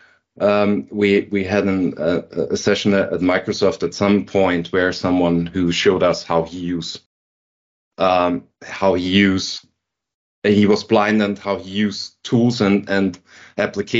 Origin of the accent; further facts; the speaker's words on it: Linz, Upper Austria, Austria; now in Vienna, Austria; I was working in Linz, in my hometown, for a government company